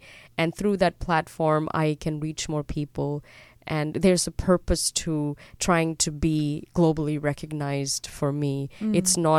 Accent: Dubai, United Arab Emirates; born there; moved away; also born or lived in Europe / Australia; I was born in Dubai, and then my family moved to Europe before they moved to Australia.

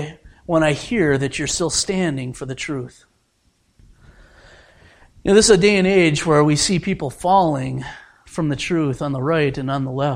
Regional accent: United States; I am an American

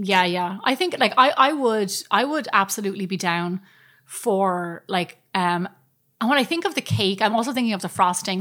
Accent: Ireland; as Irish people

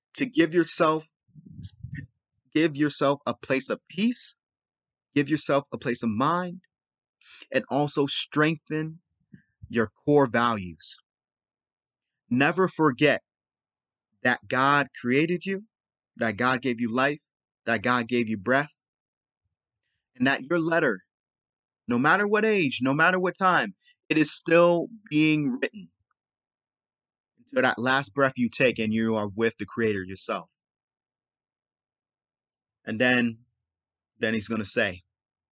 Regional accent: Los Angeles, California, United States; I'm from South Central

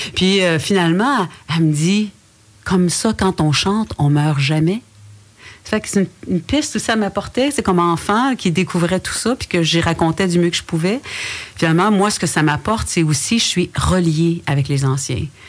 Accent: Wendat community, Quebec, Canada; first language French; le matrimoine matériel et immatériel de chez nous

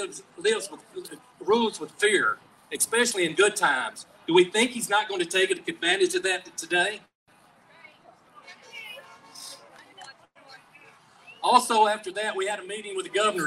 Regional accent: Bibby, Louisiana, United States; My hometown is Bibby, Louisiana. It's about 2 miles from Texas and about 6 miles from Arkansas

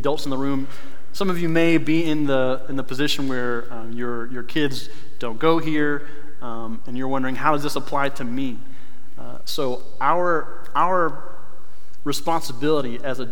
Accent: North Carolina, United States; moved away; I grew up in North Carolina

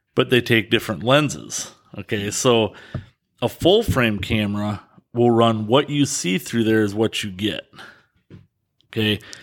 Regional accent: Dodgeville, Wisconsin, United States; born and raised in Dodgeville.

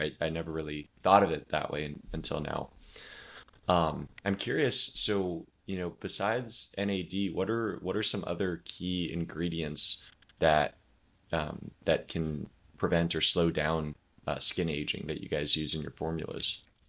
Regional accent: Oregon, United States; moved away as an adult; now in Florida, United States; I grew up in Oregon

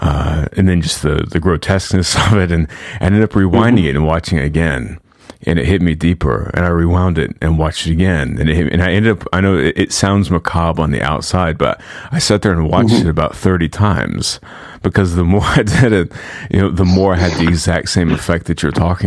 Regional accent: United States; growing up in America

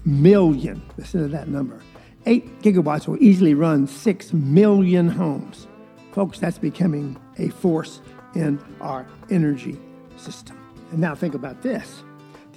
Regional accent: Valdosta, Georgia, United States; moved away; I was raised in South Georgia, a place called Valdosta that is really a swamp

